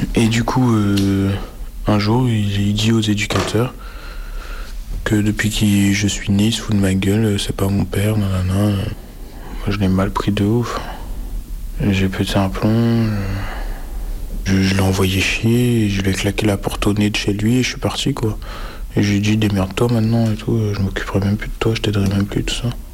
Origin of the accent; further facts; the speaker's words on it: Brest, Brittany, France; je vis à Brest euh, depuis que je suis né